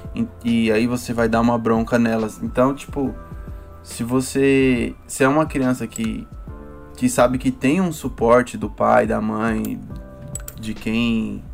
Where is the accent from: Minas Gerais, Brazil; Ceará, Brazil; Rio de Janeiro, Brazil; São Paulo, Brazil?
São Paulo, Brazil; onde eu moro, que é onde eu fui, onde eu cresci, onde eu fui criado